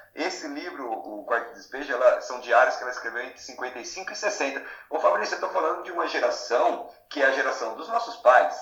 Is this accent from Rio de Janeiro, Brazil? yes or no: no; Matão, São Paulo, Brazil; accent: caipira; moved away; also born or lived in São Carlos; eu nasci em Matão, né? É, numa, na famosa Coab